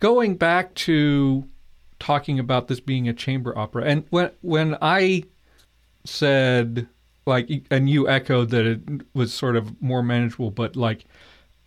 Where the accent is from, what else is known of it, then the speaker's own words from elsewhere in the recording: United States; me as an American